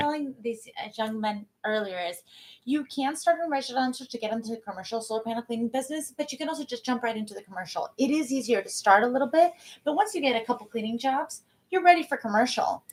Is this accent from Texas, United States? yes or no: no; San Diego, California, United States; moved away as an adult; now in San Clemente, United States; I'm originally from San Diego